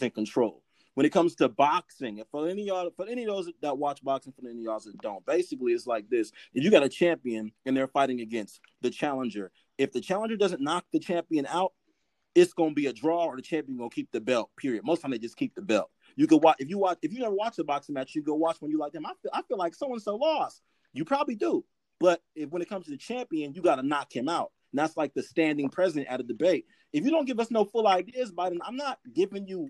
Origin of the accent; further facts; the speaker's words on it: California, United States; as a Californian